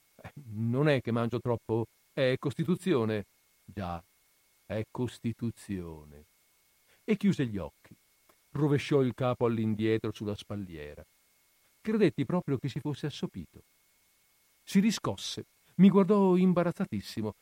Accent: Italy

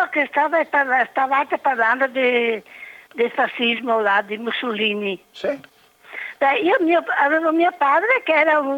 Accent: Vicenza, Veneto, Italy; also born or lived in Bressanone / Ponte Gardena; io sono nata a Bressanone, sono vicentina.

